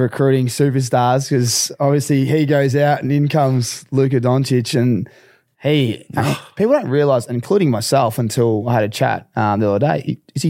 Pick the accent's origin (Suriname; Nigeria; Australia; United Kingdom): Australia; as an Aussie